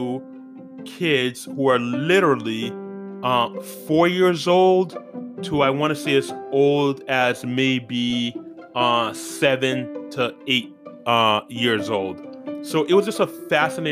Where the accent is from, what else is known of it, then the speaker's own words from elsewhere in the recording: Haiti; also born or lived in Central Illinois; now in United States; I am from Haiti